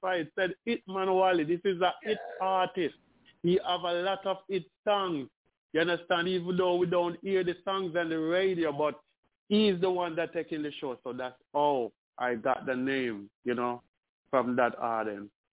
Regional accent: Spanish Town, Saint Catherine, Jamaica; I'm from Spanish Town

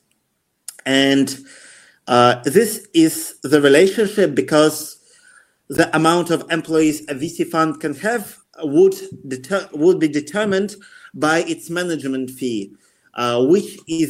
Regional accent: Russia; also born or lived in United Kingdom; I used to live for the majority of my life in UK, even though I'm originally from Russia.

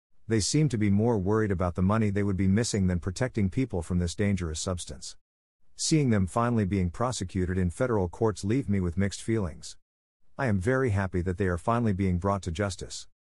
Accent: Florida, United States; I am from South Florida. Our family uses both English and American Sign Language to communicate.

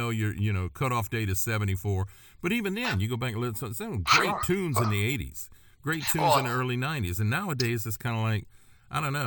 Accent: Gonzales, Louisiana, United States; I'm from Gonzales

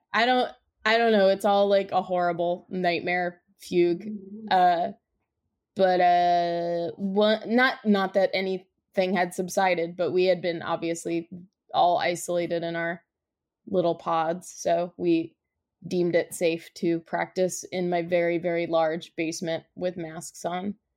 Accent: New Jersey, United States; we're from New Jersey

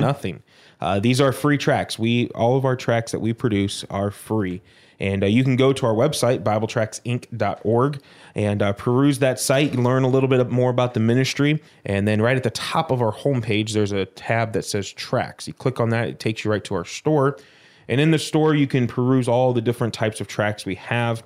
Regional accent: Prospect Heights, Illinois, United States; also born or lived in Arkansas / Baton Rouge, Louisiana; At the age of three, uh, we moved up to Prospect Heights, Illinois

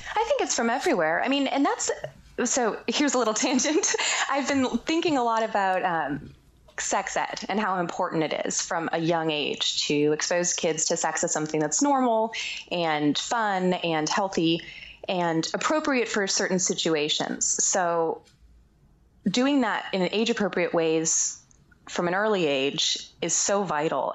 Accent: Boston, Massachusetts, United States; moved away; when I was growing up, we were growing up in the Boston area

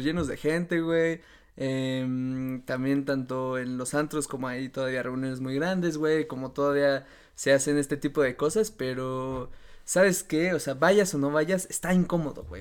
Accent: Mexico; así como yo, él es mexicano

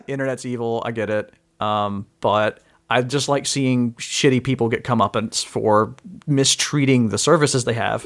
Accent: Mississippi, United States; moved away; I'm originally from Mississippi

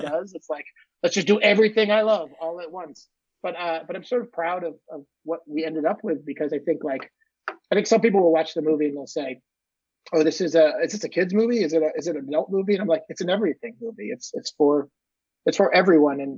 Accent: Maine, United States; I grew up in Maine in a small, tiny town on the coast, just kind of close to Nova Scotia

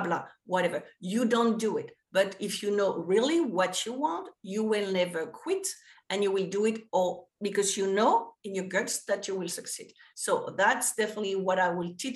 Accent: France; English is a second language; moved away as an adult; also born or lived in New York; now in United States; we didn't have that in France

